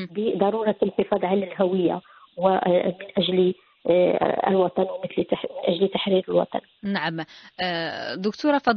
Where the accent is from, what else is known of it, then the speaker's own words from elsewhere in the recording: Tetouan, Tanger-Tetouan-Al Hoceima, Morocco; وأنا بنت مدينة تطوان